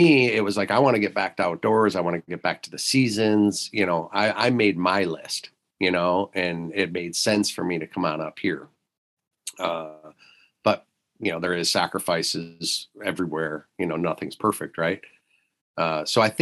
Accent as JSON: {"language": "English", "region": "Michigan", "country": "United States", "tie": "born or raised there", "moved": "yes", "said": "when I grew up in Michigan, we had roughly about 8.5 hours of usable daylight where I live there"}